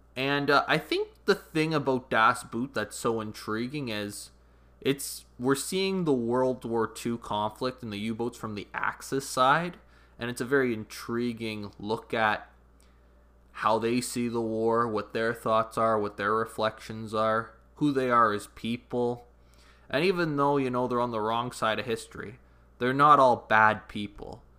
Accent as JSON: {"language": "English", "country": "Canada", "said": "I'm Canadian"}